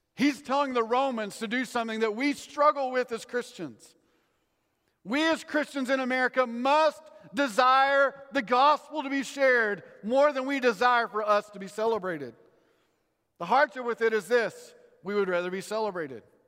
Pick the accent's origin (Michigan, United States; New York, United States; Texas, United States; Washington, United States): Texas, United States; I grew up in Texas